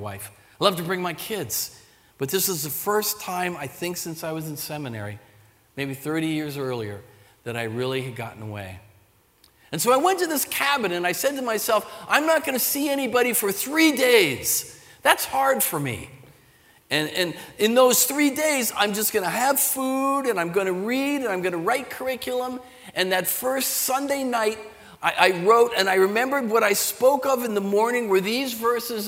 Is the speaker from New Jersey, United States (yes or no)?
yes; Sea Bright, New Jersey, United States; moved away as an adult; also born or lived in Pennsylvania; I'm a Jersey kid. I grew up in the Jersey Shore near Seabright, Rumson Ferry, in that whole area.